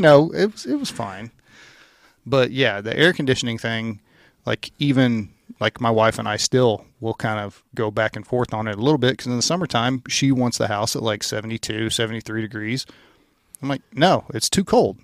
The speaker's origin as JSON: {"language": "English", "region": "Louisiana", "country": "United States", "tie": "born or raised there", "said": "I grew up in Louisiana"}